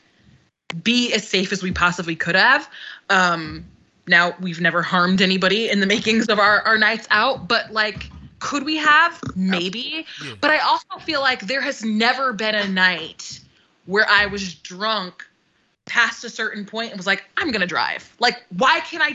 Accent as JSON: {"language": "English", "region": "Connecticut", "country": "United States", "tie": "born or raised there", "said": "growing up in Connecticut, there wasn't like cabs or taxis really."}